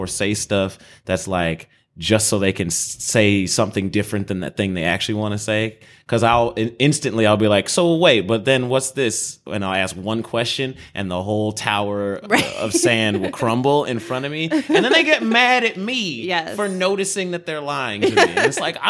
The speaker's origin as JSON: {"language": "English", "town": "Chicago", "region": "Illinois", "country": "United States", "said": "I mean, we're in the Midwest. We're both from Chicago."}